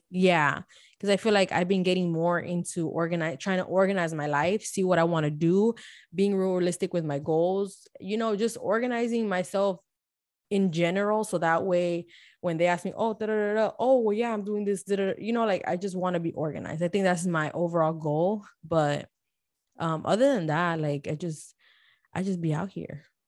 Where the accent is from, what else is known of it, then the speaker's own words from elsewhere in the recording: Miami, Florida, United States; now in Houston, United States; Born and raised in Miami Dade